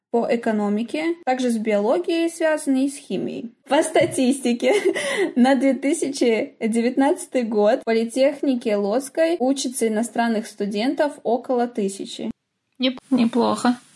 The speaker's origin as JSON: {"language": "Russian", "country": "Belarus", "said": "мы небольшая страна"}